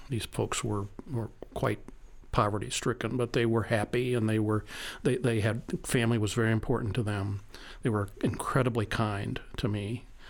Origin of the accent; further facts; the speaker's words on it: St. Louis, Missouri, United States; I was born and raised in Saint Louis, Missouri